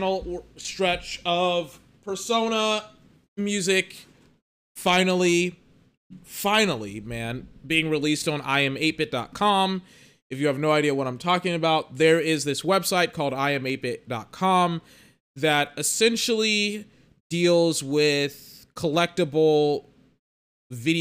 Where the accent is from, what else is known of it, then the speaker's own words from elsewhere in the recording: United States; accent: American; I'm American, and my dirty American accent